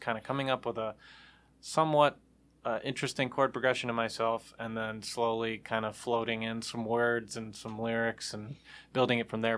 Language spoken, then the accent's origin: English; Troy, Michigan, United States; Troy, Michigan is where I'm from